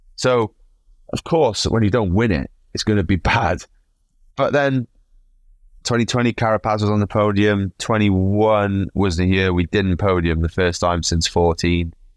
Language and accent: English; Wales, United Kingdom; I come from Wales, mate. Like, we like a drink